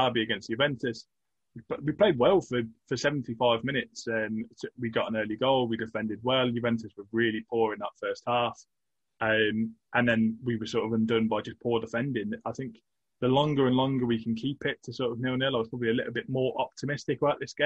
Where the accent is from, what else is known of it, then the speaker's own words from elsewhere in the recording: England, United Kingdom; as an Englishman